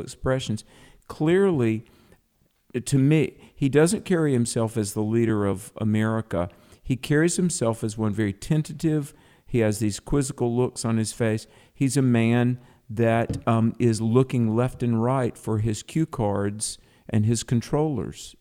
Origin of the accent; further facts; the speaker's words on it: the South, United States; as a Christian and as a Southerner, um, I mean, I grew up in a culture where we at least respect our elders